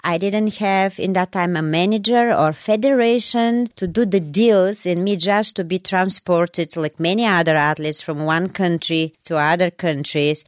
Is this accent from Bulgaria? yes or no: yes; Bulgaria; English is a second language; moved away as an adult; also born or lived in Germany; now in United States; I was born in Bulgaria, and uh, in that time, Bulgaria was um, uh, East Bloc countries